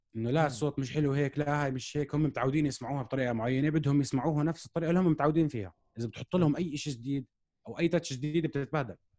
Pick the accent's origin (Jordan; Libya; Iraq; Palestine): Jordan; احنا عندنا بالاردن